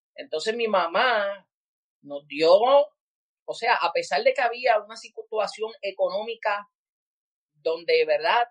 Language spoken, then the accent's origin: Spanish; San Juan, Puerto Rico; also born or lived in Carolina, Puerto Rico; me crié en Cupey Bajo, Puerto Rico, la mayoría del tiempo en mi infancia